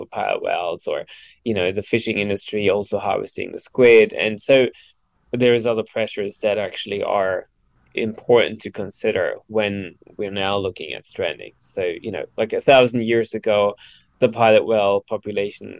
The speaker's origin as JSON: {"language": "English", "country": "Germany", "moved": "yes", "lives_now": "Australia", "said": "I'm originally from Germany"}